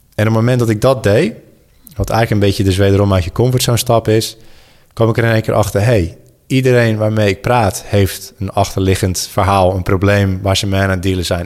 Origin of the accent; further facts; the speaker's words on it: Goes, Zeeland, Netherlands; moved away; also born or lived in Sydney; Goes, waar ik ben opgegroeid